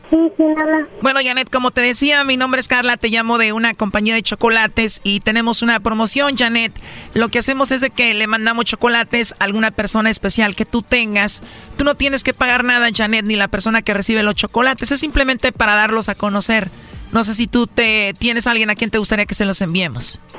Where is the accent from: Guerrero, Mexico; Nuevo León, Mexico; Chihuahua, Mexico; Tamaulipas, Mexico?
Guerrero, Mexico; now in Veracruz, Mexico; yo soy de Guerrero, mi hermana vive en Veracruz.